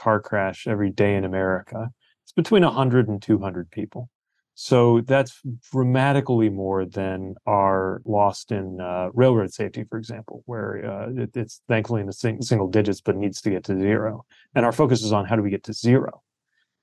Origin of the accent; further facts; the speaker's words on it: South Bend, Indiana, United States; my hometown of South Bend